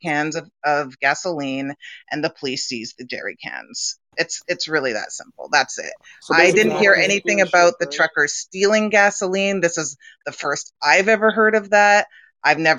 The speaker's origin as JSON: {"language": "English", "country": "Canada", "said": "I'm Canadian"}